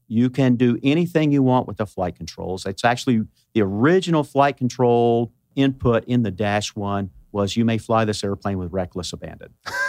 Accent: between Hot Springs and Benton, Arkansas, United States; Between Hot Springs and Benton, Arkansas.

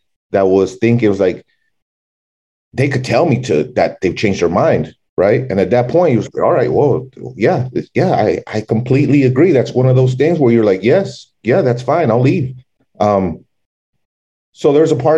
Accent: El Paso, Texas, United States; also born or lived in Dallas, Texas; growing up in El Paso

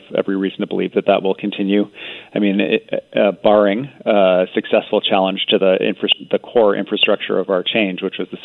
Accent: British Columbia, Canada; as British Columbians

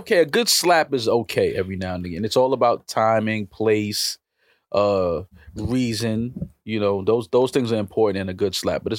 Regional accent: New York City, New York, United States; I'm from Uptown New York City. I've had to do that most of my life.

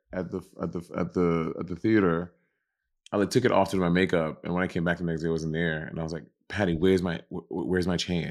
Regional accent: New York City, New York, United States; also born or lived in Los Angeles; I'm from New York

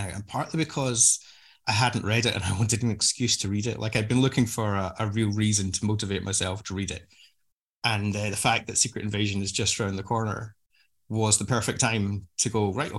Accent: Scotland, United Kingdom; I'm Scottish

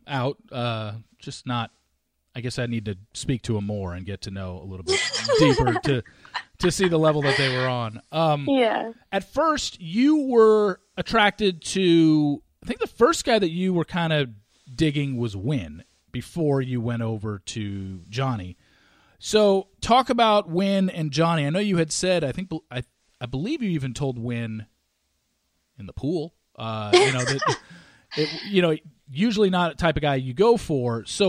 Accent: Southern California, United States; moved away as an adult; also born or lived in Frisco, Texas; now in Dallas, United States; I grew up in Southern California. I moved here to Dallas in 2006. So I've been here 13 years, but I'm very much city suburbia guy.

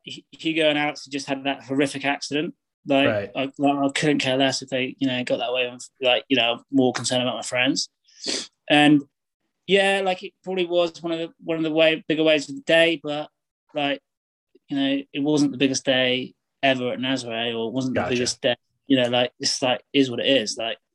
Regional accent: England, United Kingdom; I'm the dude from England

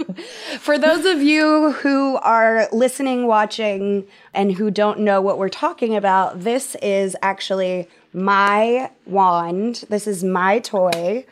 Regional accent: Texas, United States; I grew up in Texas

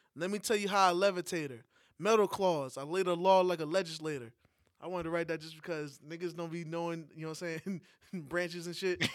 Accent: New York, United States; moved away; as a New Yorker, that hasn't been in New York for a while

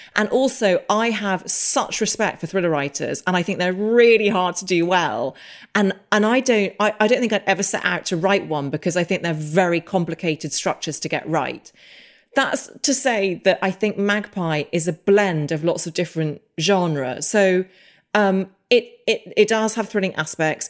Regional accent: England, United Kingdom; also born or lived in Los Angeles; as an English person

